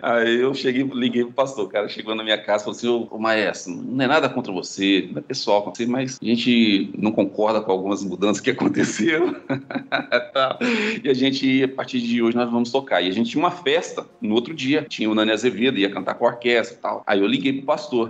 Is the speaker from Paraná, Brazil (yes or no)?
yes; Paraná, Brazil; moved away; also born or lived in Espírito Santo; eu sou paranaense